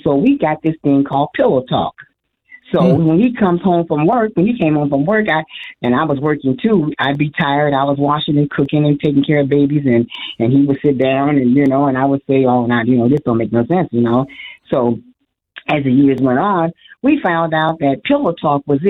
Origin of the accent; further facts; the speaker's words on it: Illinois, United States; moved away as an adult; now in Arizona, United States; moved to Arizona from Illinois 8 years ago. And even now with this move, which was a drastic move, we both were born in Illinois